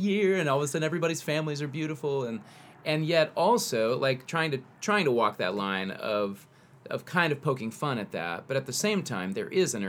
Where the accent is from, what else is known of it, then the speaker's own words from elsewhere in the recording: the South, United States; We're from the South.